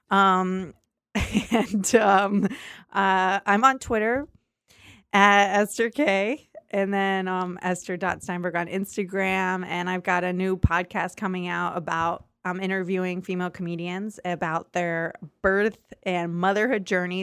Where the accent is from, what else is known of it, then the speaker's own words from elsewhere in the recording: Tampa, Florida, United States; I'm from Tampa, Florida